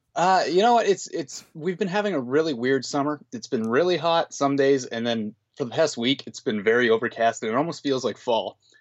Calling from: Grande Prairie, Alberta, Canada; I'm calling from Grand Prairie, Alberta, Canada

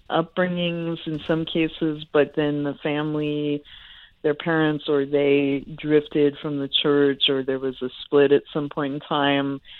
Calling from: Oakland, California, United States; Yeah, I'm calling from Oakland.

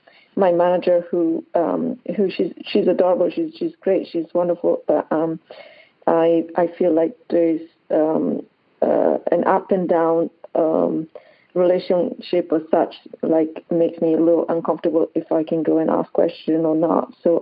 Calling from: Hilton Head, South Carolina, United States; I'm calling from Hilton Head, South Carolina.

